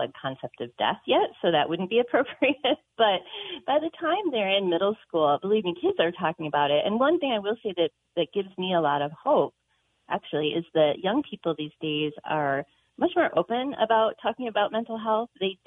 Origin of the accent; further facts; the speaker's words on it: Midwest, United States; now in Montana, United States; I grew up in the Midwest in the 80s